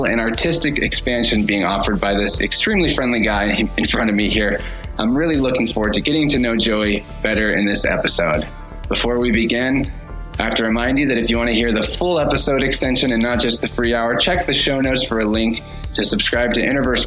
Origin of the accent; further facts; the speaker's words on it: Springfield, Missouri, United States; a local in my hometown of Springfield, Missouri